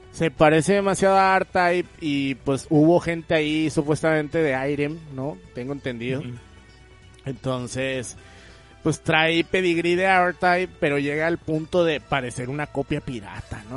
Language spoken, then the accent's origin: Spanish; Mexico; siendo mexicano